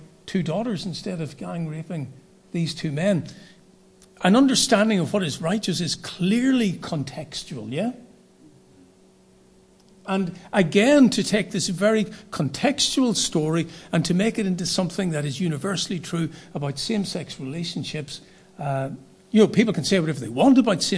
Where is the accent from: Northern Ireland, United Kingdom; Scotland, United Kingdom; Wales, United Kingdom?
Northern Ireland, United Kingdom; I was from Northern Ireland.